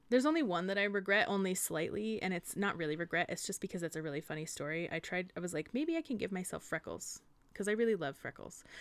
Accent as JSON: {"language": "English", "country": "United States", "tie": "born or raised there", "said": "I grew up in the Sierras"}